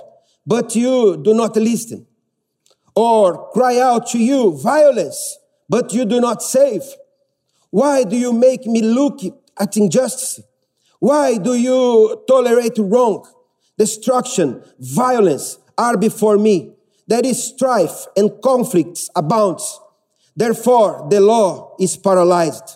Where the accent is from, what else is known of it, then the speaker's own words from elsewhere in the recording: Brazil; English is a second language; now in United Kingdom; I'm from Brazil